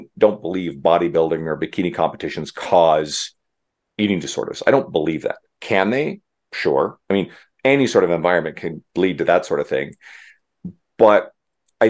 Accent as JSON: {"language": "English", "country": "Canada", "said": "I'm Canadian"}